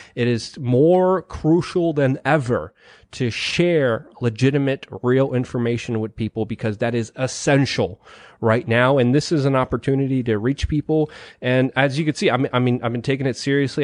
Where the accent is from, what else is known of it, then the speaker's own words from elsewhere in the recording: Poland; moved away; I was born in Poland